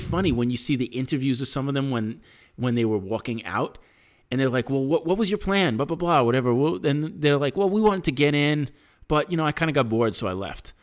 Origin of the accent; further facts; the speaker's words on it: United States; as an American